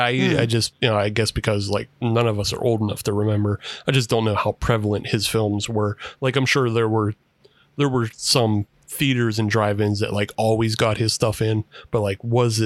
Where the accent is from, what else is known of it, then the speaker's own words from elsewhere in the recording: Pittsburgh, Pennsylvania, United States; because we're from Pittsburgh